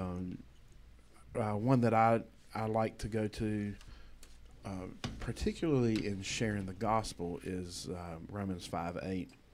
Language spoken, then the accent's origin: English; United States; as a American